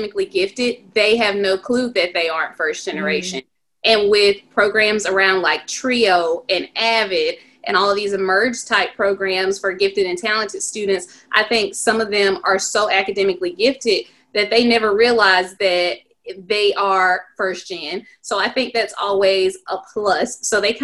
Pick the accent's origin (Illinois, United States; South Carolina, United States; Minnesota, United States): South Carolina, United States; my hometown, and it's a satellite or system campus of the University of South Carolina